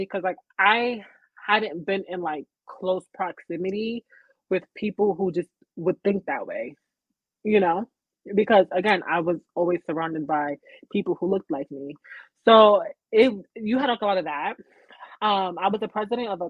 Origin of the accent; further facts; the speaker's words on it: Uniondale, New York, United States; I grew up in Uniondale